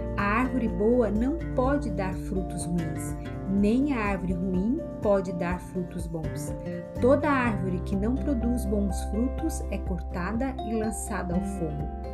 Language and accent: Portuguese; Santa Catarina, Brazil; moved away as an adult; also born or lived in Northeast Brazil; sou sulista de Santa Catarina, mas moro no Nordeste há exatamente 4 anos.